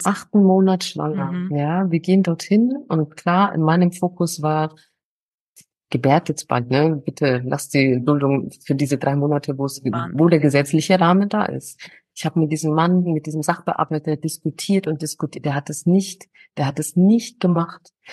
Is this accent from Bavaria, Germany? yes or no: yes; Nuremberg, Bavaria, Germany; moved away as an adult; now in Ghana; ich habe meine Heimat auf jeden Fall in Nürnberg